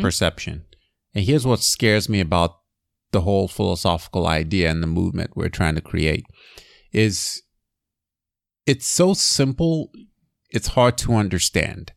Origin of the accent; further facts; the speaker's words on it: Nigeria; moved away; I grew up in Nigeria